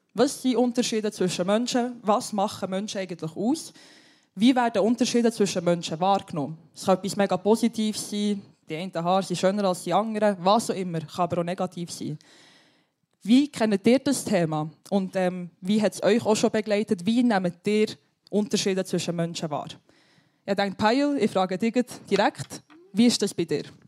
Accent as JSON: {"language": "German", "country": "Switzerland", "tie": "born or raised there", "said": "meine Eltern ähm, kommen aus einem anderen Land, ich bin hier auf die Welt gekommen, aber ich habe mich immer mehr Schweizerin gefühlt als Albanerin"}